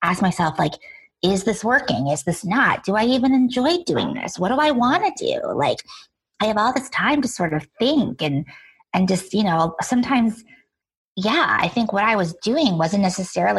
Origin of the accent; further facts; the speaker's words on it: Rhode Island, United States; moved away as an adult; now in New York City, United States; I grew up in Rhode Island